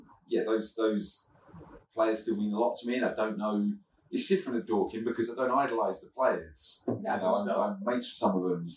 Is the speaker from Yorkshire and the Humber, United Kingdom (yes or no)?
no; Reigate, South East England, United Kingdom; I'm from Reigate, but dad's from... dad's family from Kent